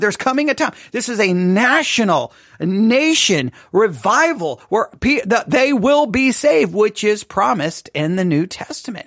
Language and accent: English; Texas, United States; I'm from Texas